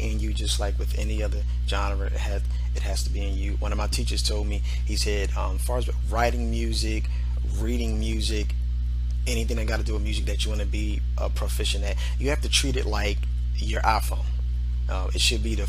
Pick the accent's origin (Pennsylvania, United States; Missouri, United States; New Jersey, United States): Pennsylvania, United States; Philadelphia; from Philadelphia. I'm a producer, arranger, orchestrator from Philadelphia